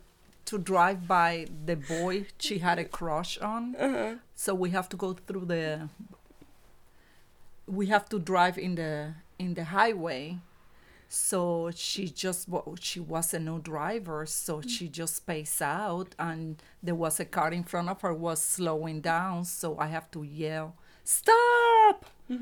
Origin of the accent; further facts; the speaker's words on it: Puerto Rico; Oh, it was awesome.